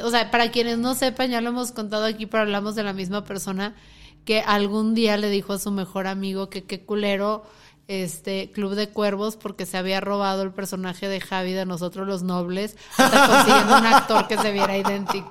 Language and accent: Spanish; Mexico City, Mexico; now in Guadalajara, Mexico; Yo soy chilanga, vivo aquí en Guadalajara.